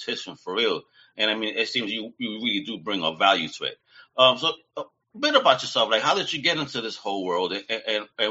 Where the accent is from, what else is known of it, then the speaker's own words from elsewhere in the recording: New York City, New York, United States; moved away as an adult; also born or lived in Long Island City; now in Florida, United States; I'm an OG New Yorker. You know, up norther